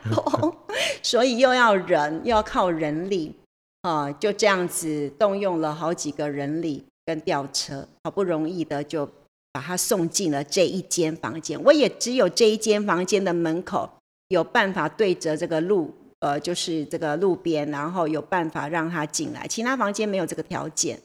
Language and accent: Chinese; Taitung, Taitung County, Taiwan; moved away as an adult; also born or lived in Changhua / Taipei; 那我算是闽南人，对，我跟着爸爸，我六岁来到从彰化嗯哼。来到台东，搬到台东来，对，那才，呃，我的求学历程都是在，在台在东。台东完成的。哦。从小学小一啊，哦。我来这边读小一，从小一到，呃，就是师专毕业